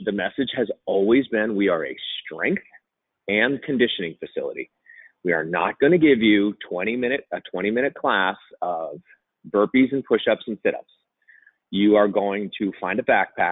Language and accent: English; New Jersey, United States; moved away; I'm originally from New Jersey